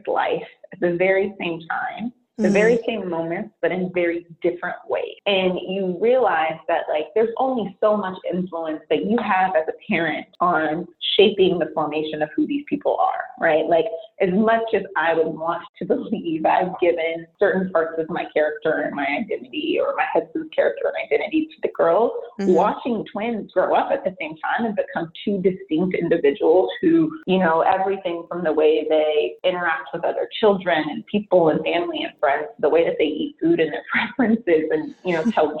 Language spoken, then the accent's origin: English; San Francisco Bay Area, California, United States; born and raised in the San Francisco Bay Area